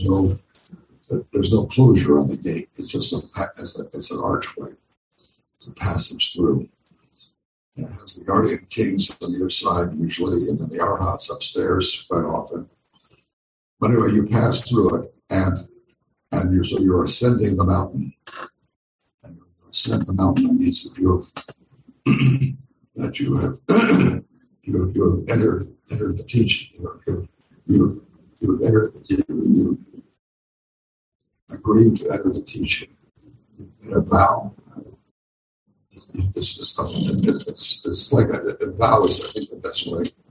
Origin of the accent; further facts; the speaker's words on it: United States; also born or lived in Japan / California; being an American